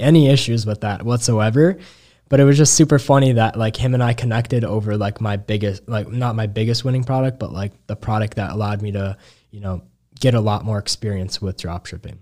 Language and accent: English; Chicago, Illinois, United States; I was young from Chicago